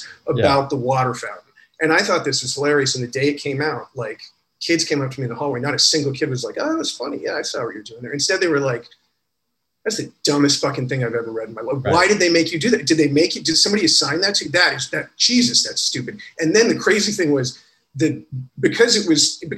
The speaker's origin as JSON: {"language": "English", "town": "Freeport", "region": "Illinois", "country": "United States", "tie": "born or raised there", "moved": "as an adult", "said": "I grew up in Illinois in the 80s"}